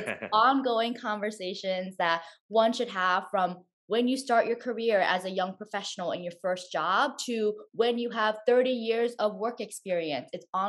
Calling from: Stamford, Connecticut, United States; also born or lived in New York City; I'm calling in from Stamford, Connecticut. It's about an hour away from New York City, which where I previously lived.

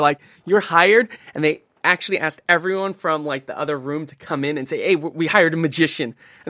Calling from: Fremont, California, United States; Fremont, California.

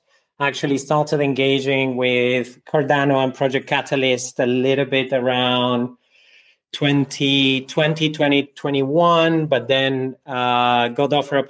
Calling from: Berlin, Germany; From Berlin at the moment.

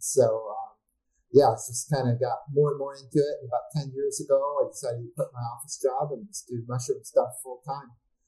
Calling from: Oakland, California, United States; I'm in my laboratory in Oakland, California.

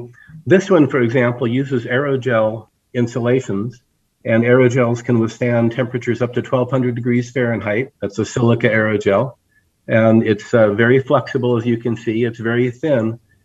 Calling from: Flagstaff, Arizona, United States; This is my home office in Flagstaff, Arizona.

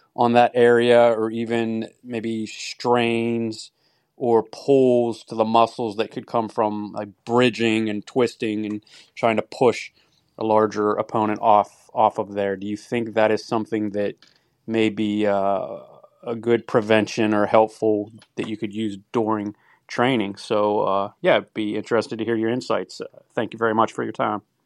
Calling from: United States; I'm calling from the United States

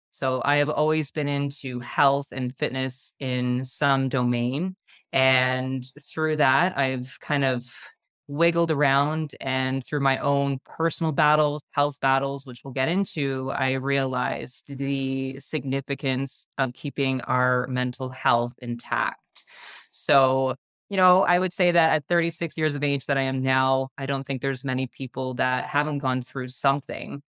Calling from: Burlington, Ontario, Canada; I am calling in from just outside of Toronto, so Burlington, Ontario, Canada

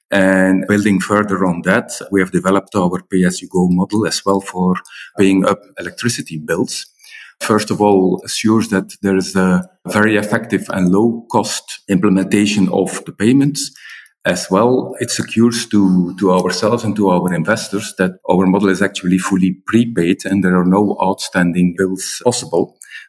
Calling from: Brussels, Brussels-Capital Region, Belgium; I'm calling in from Brussels

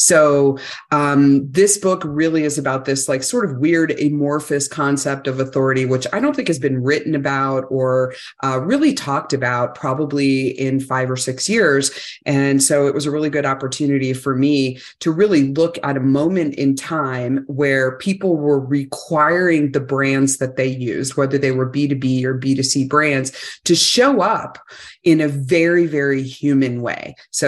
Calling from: Salt Lake City, Utah, United States; Well, I'm just outside of Salt Lake City, Utah right now, so I can enjoy lots and lots of snow.

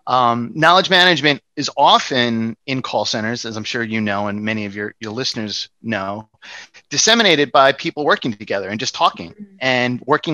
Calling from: New York City, New York, United States; New York City.

